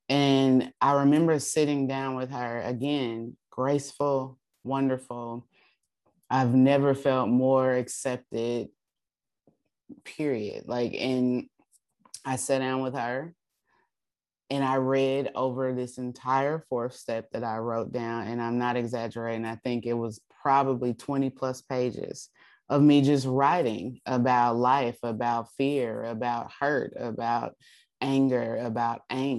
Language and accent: English; Alaska, United States; And so I spent my time there in Alaska. I went back to my hometown where I was born and raised and my family was there.